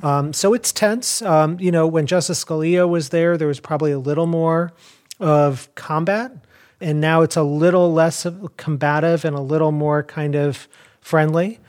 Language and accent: English; Chicago, Illinois, United States; I grew up in Chicago.